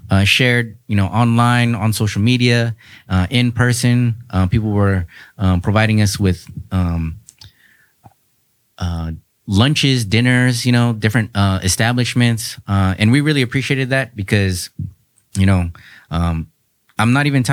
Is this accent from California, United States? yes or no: yes; San Diego, California, United States; also born or lived in Chula Vista / North Park; I'm born and raised in San Diego